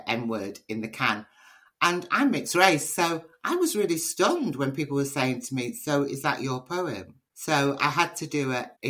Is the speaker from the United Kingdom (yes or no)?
yes; Liverpool, North West England, United Kingdom; being part Nigerian and Liverpudlian